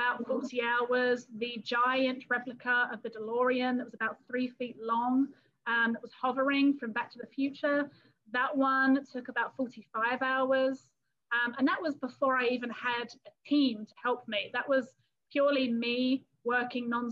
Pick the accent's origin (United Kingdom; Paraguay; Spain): United Kingdom; London area; accent: English; moved away as an adult; now in Texas, United States; I am originally from England and from the London area